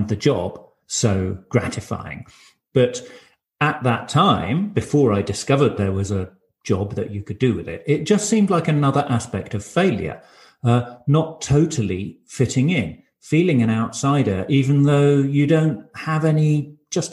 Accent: United Kingdom; first language English; moved away as an adult; now in Berlin, Germany; I grew up near London from a monolingual, monocultural English background with a French surname.

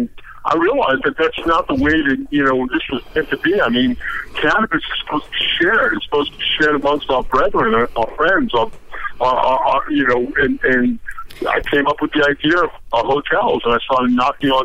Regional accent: New York, United States; moved away as an adult; now in Denver, United States; I'm from New York

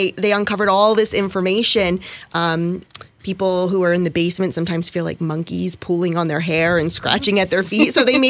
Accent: Monroe County, Pennsylvania, United States; born and raised right here in Monroe County

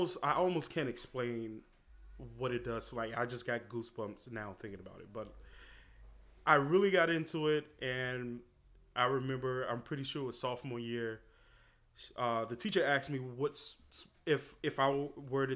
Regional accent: Chicago, Illinois, United States; moved away as an adult; also born or lived in Hyde Park, New York; now in Rhinebeck, United States; I was born on the South Side of Chicago.

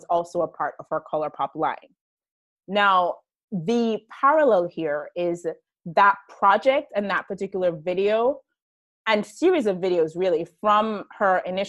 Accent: Jamaica; specifically being Jamaican and how that fits into that, living in Jamaica

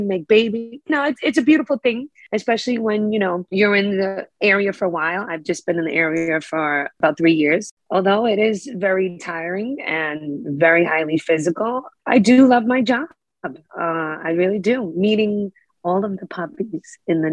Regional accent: New York City, New York, United States; I was born and raised in Brooklyn, East New York. My entire life up until about the beginning of COVID

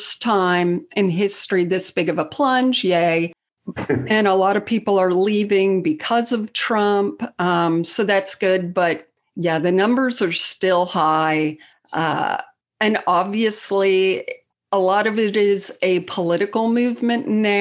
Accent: South Florida, United States; now in Tennessee, United States; I grew up in South Florida, but I live in Tennessee now

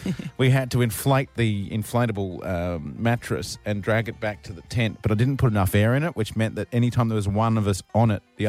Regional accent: Queensland, Australia; being a Queenslander, growing up in Queensland

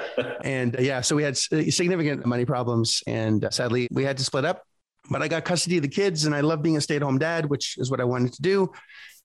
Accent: Canada; moved away; I'm originally from Canada, just north of Connecticut

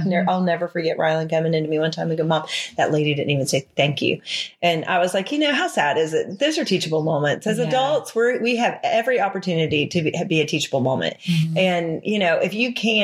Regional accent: Charleston, South Carolina, United States; I grew up in Charleston, South Carolina

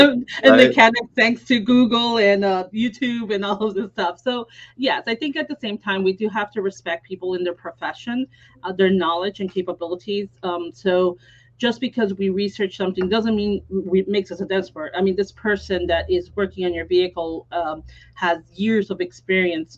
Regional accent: Miami, Florida, United States; also born or lived in New York; now in Naples, United States; I was born in New York, but since I was 4 years old, I've lived in Miami, and I was raised there until 13 years ago when we moved to Naples

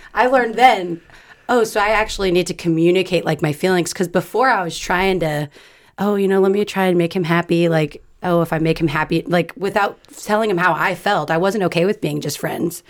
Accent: California, United States; I was born and raised in California.

